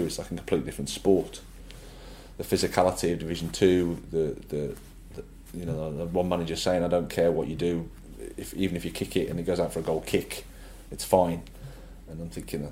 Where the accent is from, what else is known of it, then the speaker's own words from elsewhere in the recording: Birmingham, West Midlands, United Kingdom; moved away as an adult; It was great as my hometown club